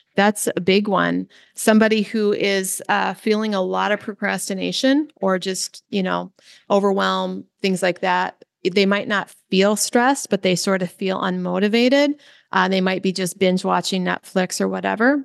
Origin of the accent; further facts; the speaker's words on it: Midwest, United States; I grew up in the Midwest